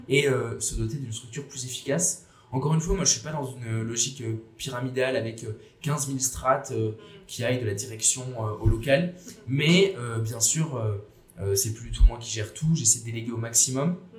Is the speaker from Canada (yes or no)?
no; Bordeaux, Nouvelle-Aquitaine, France; also born or lived in Paris; je suis bordelais